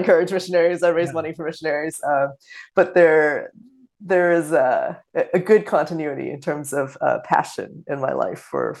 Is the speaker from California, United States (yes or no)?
yes; Los Angeles, California, United States; also born or lived in Singapore / Philippines / Ohio / Korea; I was born in Singapore. We moved to the Philippines and to California and to Ohio and to Korea and a bunch of different places in the course of my childhood.